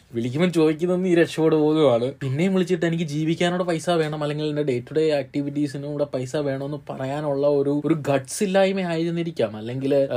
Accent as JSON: {"language": "Malayalam", "area": "Malayali", "region": "Kerala", "country": "India", "said": "ഞാനൊരു hard core മലയാളിയാണ്"}